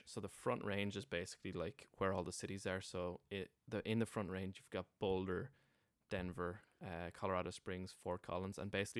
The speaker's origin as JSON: {"language": "English", "town": "Wexford", "region": "Leinster", "country": "Ireland", "said": "I'm from Wexford, you're from Limerick, all of 200 miles away from each other, and you're territorial about that, you know what I mean?"}